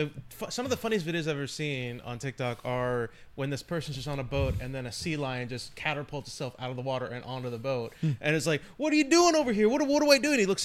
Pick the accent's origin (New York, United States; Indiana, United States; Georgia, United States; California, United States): California, United States; San Diego; When I was a child growing up in San Diego